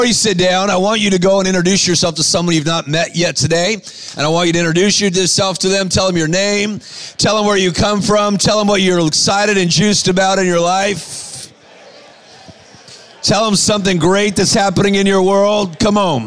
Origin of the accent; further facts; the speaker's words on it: Los Angeles, California, United States; I'm from Los Angeles, California